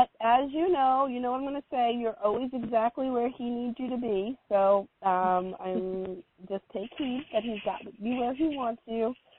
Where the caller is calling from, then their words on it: Oregon, United States; And so I'm calling in from the Pacific Northwest Oregon coast